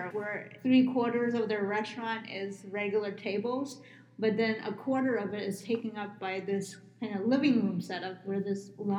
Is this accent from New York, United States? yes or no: yes; New York, United States; now in Phoenix, United States; I'm from New York